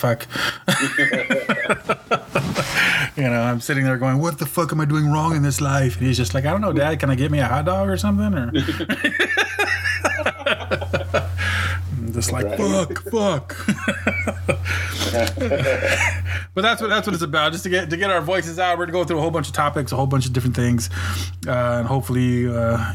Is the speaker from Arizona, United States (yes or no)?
no; California, United States; moved away as an adult; now in Kansas, United States; But I'm in Kansas. I've been out here for a little over 10 years now. And I'm from California.